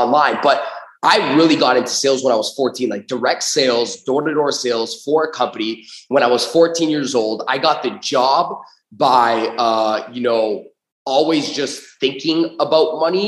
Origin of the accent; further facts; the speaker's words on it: Toronto, Ontario, Canada; I grew up in Toronto, Canada